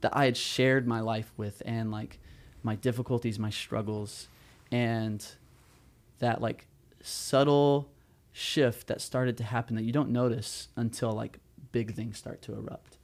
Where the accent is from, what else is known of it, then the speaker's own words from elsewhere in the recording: Southern California, United States; moved away as an adult; now in Chicago, United States; I'm from Southern California.